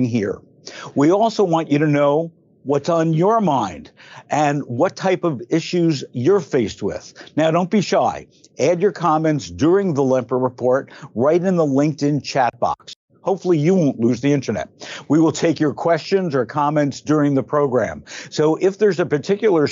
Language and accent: English; Belleville, New Jersey, United States; I grew up in Belleville, New Jersey.